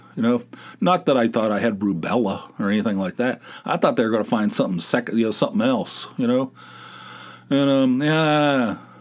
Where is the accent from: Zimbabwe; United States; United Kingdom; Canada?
United States; West Virginia; I'm from West Virginia